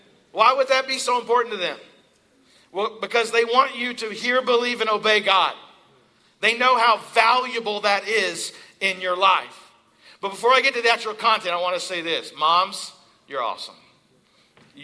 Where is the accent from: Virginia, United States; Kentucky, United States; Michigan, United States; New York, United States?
Kentucky, United States; Eastern; now in Pennsylvania, United States; I'm from Eastern Kentucky.